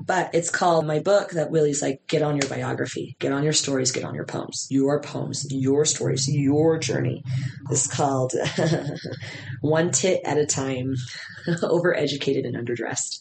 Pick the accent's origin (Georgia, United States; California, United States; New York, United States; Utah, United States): Utah, United States; my hometown